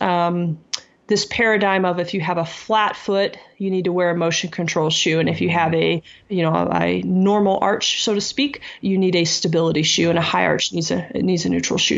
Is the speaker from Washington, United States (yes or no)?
no; South Texas, United States; I grew up in South Texas